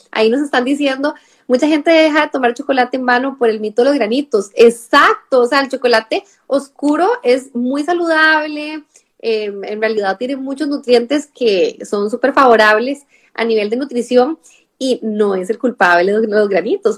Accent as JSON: {"language": "Spanish", "country": "Costa Rica", "moved": "yes", "lives_now": "Spain", "said": "mi acento que soy de Costa Rica"}